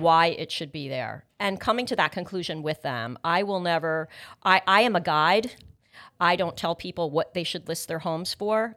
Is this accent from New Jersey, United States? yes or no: yes; North Brunswick, New Jersey, United States; also born or lived in Palm Beach Gardens, Florida; was born and raised in Middlesex County